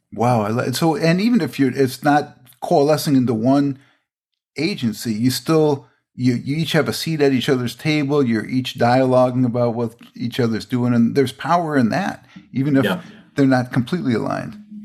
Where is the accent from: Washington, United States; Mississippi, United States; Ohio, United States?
Washington, United States; Everett; Everett, Washington, my my my hometown there